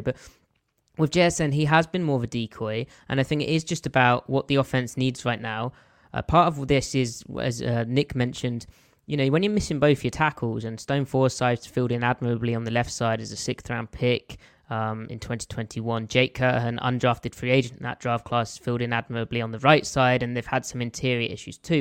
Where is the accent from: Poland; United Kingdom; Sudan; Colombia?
United Kingdom; south of England; accent: English; I am not a Geordie. I, I'm from the south of England.